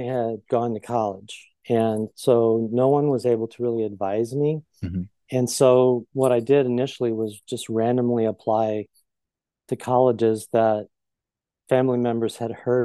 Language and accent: English; Belleville, Illinois, United States; also born or lived in East St. Louis, Illinois; now in Chicago, United States; I'm from Southern Illinois